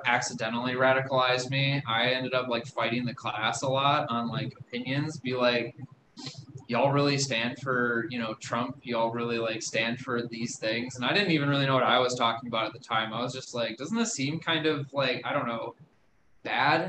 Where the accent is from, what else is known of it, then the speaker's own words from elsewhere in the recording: Milwaukee, Wisconsin, United States; also born or lived in West Dallas / New Berlin, Wisconsin; I was born in West Dallas, and I kind of grew up in Western Milwaukee for a while